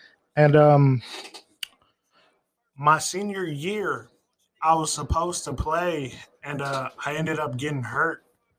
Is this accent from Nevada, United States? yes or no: yes; Las Vegas, Nevada, United States; also born or lived in Iowa; I'm from Las Vegas